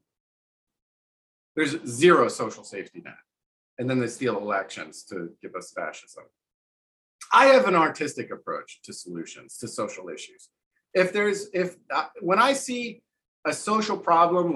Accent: New Jersey, United States; moved away; also born or lived in New Orleans; I'm from New Jersey. The reason why I have competence and confidence is because I got in 2 fistfights in public school

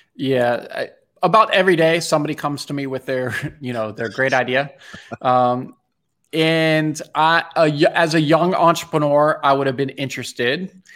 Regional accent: Bethesda, Maryland, United States; I grew up in Bethesda, Maryland.

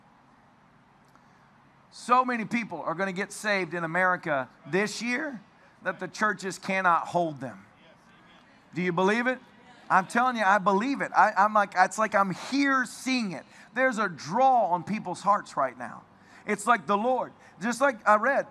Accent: Tennessee, United States; I'm from Tennessee

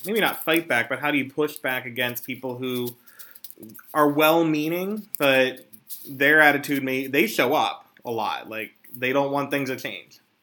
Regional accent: Philadelphia, Pennsylvania, United States; I am from Philadelphia

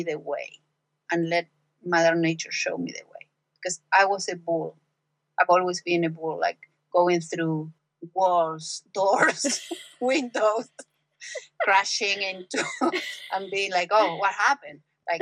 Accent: Argentina; English is a second language; moved away as an adult; from Argentina. I spent 29 years of my life in Argentina and the rest here, so I've been here for 22

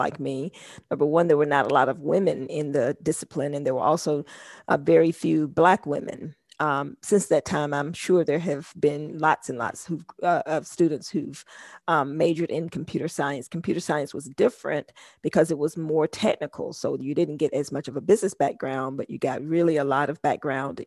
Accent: Columbus, Georgia, United States; I'm from Columbus, Georgia

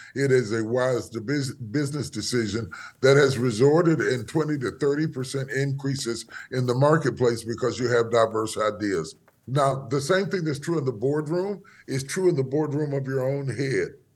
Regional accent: West Virginia, United States; moved away as an adult; now in Dallas, United States; I was born in West Virginia, in the hills of West Virginia. uh, grew up there and spent most of my life there

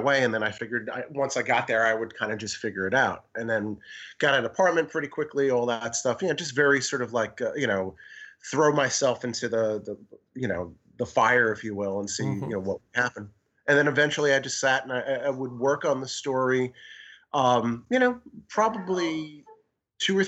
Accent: New York, United States; also born or lived in Amsterdam; I grew up in New York

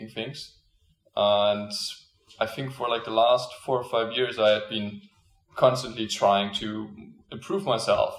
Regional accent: Germany; moved away as an adult; now in Canada; So I'm originally from Germany. I'm 21 right now. And I came to Canada after I finished high school in Germany.

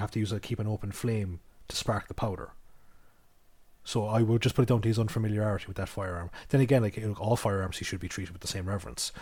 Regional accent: Ireland; we're Irish

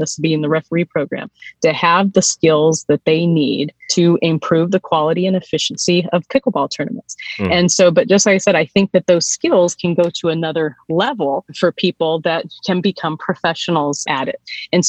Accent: Surprise, Arizona, United States; as I was growing up in Surprise, Arizona.

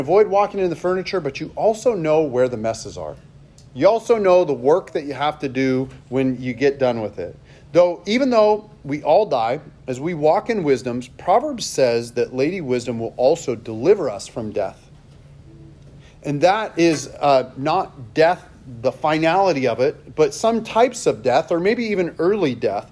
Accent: Seattle, Washington, United States; I grew up in Seattle

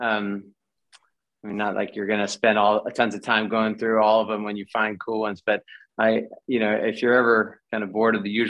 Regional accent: Los Angeles, California, United States; also born or lived in Santa Monica; now in Pasadena, United States; I was born here. I grew up in the San Fernando Valley. I was born in Santa Monica

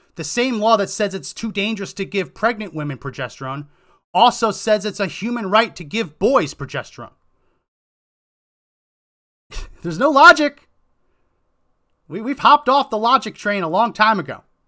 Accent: New Jersey, United States; also born or lived in Massachusetts / Colorado; now in Texas, United States; I grew up in New Jersey, went to school in Massachusetts

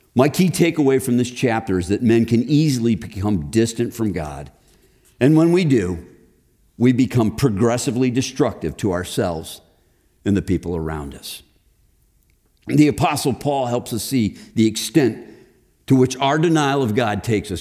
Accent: Chicago, Illinois, United States; moved away as an adult; also born or lived in Texas; now in Indianapolis, United States; I grew up in Texas. We just moved to Chicago.

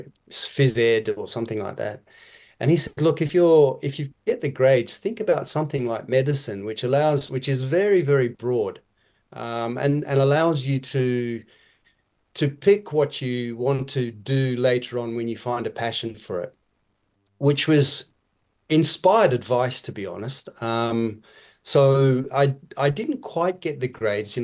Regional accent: Perth, Western Australia, Australia; moved away as an adult; also born or lived in Kenya; now in Tanzania; by the time I went to school in Perth, high school in Perth, I was an Australian. I'd lost my Kenyan accent

